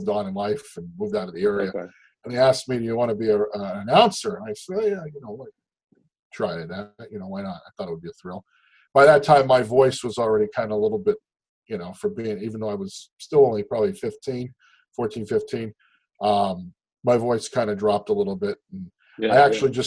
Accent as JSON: {"language": "English", "town": "Hazleton", "region": "Pennsylvania", "country": "United States", "tie": "born or raised there", "moved": "as an adult", "lives_now": "Lehigh Valley, United States", "said": "Grew up in Hazleton, born and raised in Hazleton"}